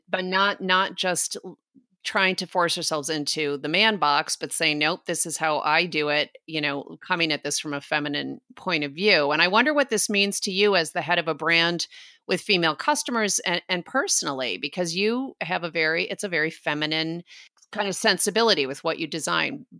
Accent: New York, United States; my part of New York

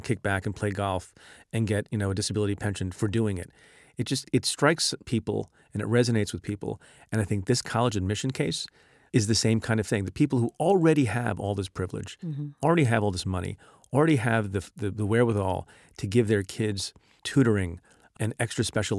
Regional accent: India; born there; moved away; my father emigrated from India. I was born in India.

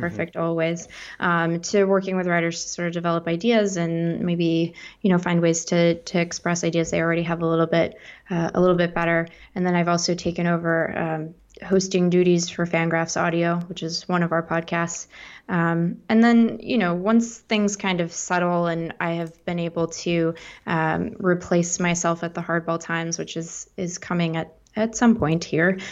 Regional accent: Seattle, Washington, United States; moved away as an adult; also born or lived in East Coast / Midwest; I grew up in Seattle.

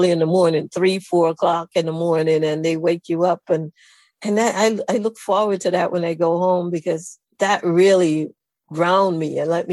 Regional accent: Saint Catherine, Jamaica; moved away as an adult; also born or lived in Kingston, Jamaica; now in United States; I was born in Kingston, but my maternal grandmother lived in St. Catherine. And I went to live with her when I was 9 years old

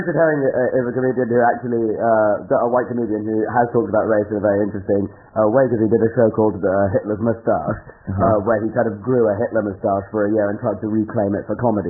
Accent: United Kingdom; as a British person

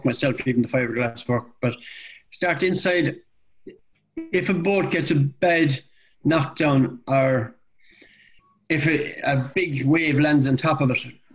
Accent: Limerick, Munster, Ireland; where I live, where I was born in Limerick

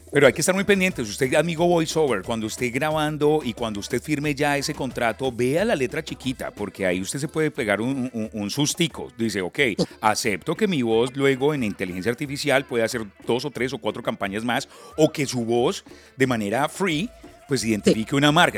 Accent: Colombia; now in Miami, United States; los colombianos

